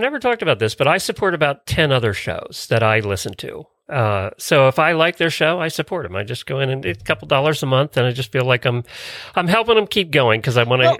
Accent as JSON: {"language": "English", "town": "Ocala", "region": "Florida", "country": "United States", "said": "I am … from Ocala, Florida."}